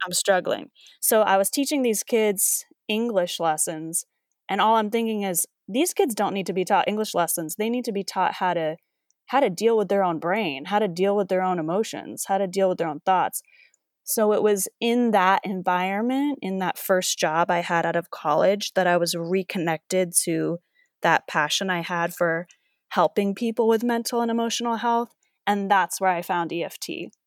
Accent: East Coast, United States; moved away as an adult; also born or lived in New York / Los Angeles; I was from the East Coast. I went to school in New York

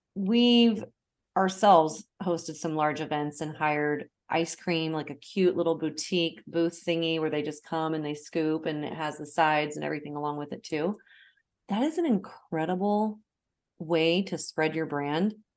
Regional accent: Portland, United States; my hometown of Portland

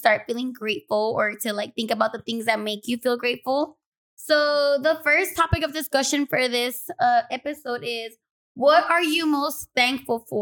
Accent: Los Angeles, California, United States; I was born and raised in South Central

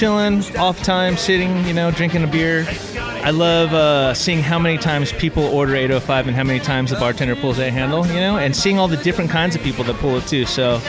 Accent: Santa Barbara, California, United States; I grew up in the Santa Barbara area

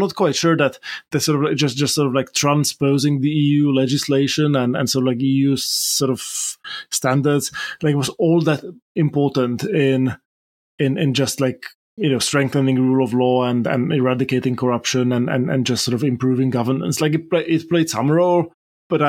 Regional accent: Slovakia; my home country of Slovakia

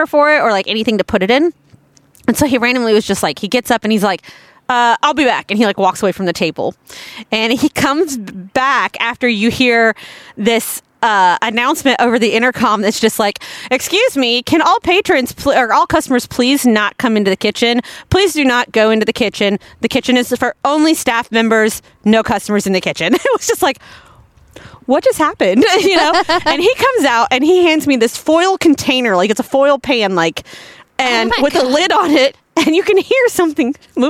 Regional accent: Florida, United States; as young as I can remember when we moved to Florida

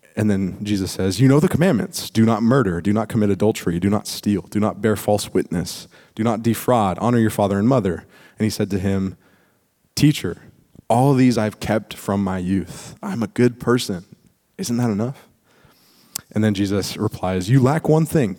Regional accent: East Bay, California, United States; I was born and raised in the East Bay, so it's like I've I've grown up here

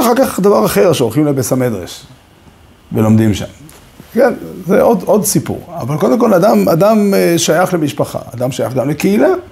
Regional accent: Safed, Northern District, Israel; also born or lived in Ramat Shlomo, Jerusalem; now in Jerusalem, Israel; אני, בתור צפתי

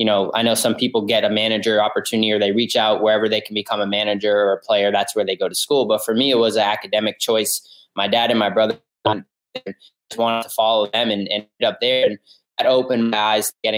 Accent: East Coast, United States; now in New Haven, United States; I'm originally from the East Coast

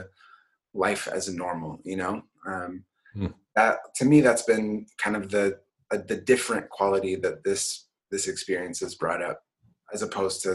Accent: Portland, Oregon, United States; So I grew up in Portland. I grew up in inner city Portland.

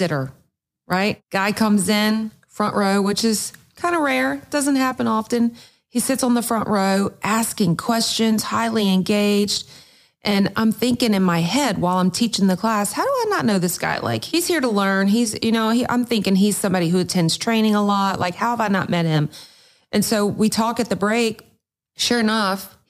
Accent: Louisiana, United States; I'm from Louisiana

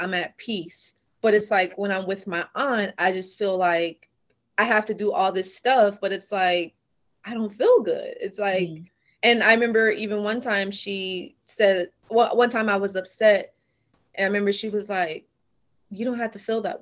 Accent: Delaware, United States; I grew up in Delaware.

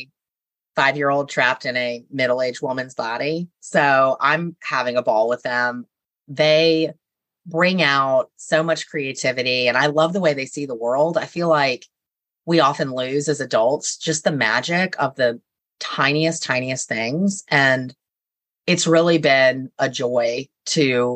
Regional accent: Charleston, South Carolina, United States; Born, raised, grew up here

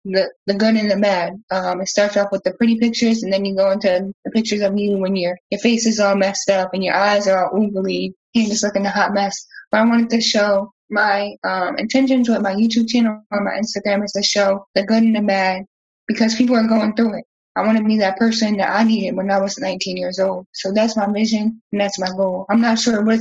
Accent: New Jersey, United States; also born or lived in the South (US); now in Southern United States; I'm from New Jersey, so I'm used to snow, but now that I'm living down south

